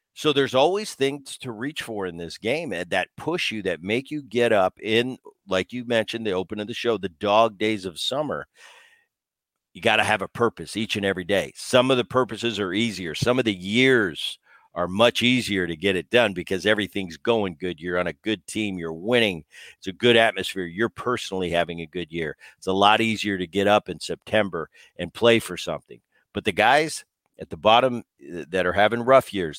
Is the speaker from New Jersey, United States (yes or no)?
yes; New Jersey, United States; I grew up in New Jersey